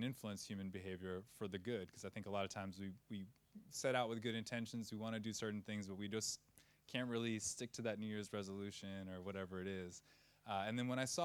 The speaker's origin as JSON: {"language": "English", "town": "Providence", "region": "Rhode Island", "country": "United States", "tie": "born or raised there", "also_born_or_lived": "California / São Miguel, Azores", "moved": "as an adult", "lives_now": "Lisbon, Portugal", "said": "I'm originally from Providence, Rhode Island"}